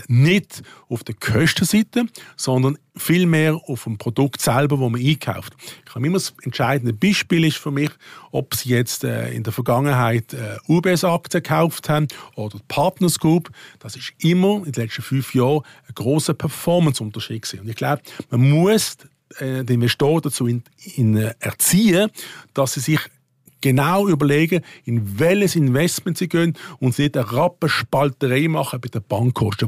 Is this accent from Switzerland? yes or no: yes; Switzerland; als Schweizer